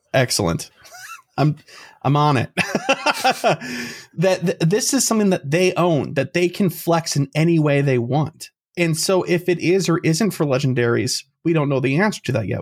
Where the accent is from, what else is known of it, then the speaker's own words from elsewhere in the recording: Chicago, Illinois, United States; We're from Chicago.